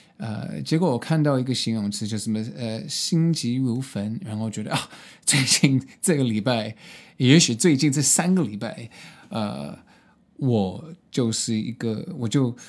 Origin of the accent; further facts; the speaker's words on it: Hong Kong; also born or lived in United States; now in Taiwan; 所以我在什么美国的东岸出生。呃，然后在美国的中部读大学，后来搬到洛杉矶找工作，所以这些三个很不同的呃环境都有呃经验，呃，然后呃，在小我我我我小时候在香港呃去高中，呃，然后现在在台湾